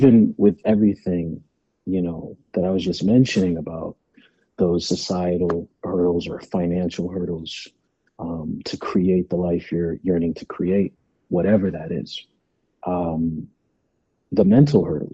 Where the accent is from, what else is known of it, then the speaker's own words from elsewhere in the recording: California, United States; being a black man, you know, growing up in California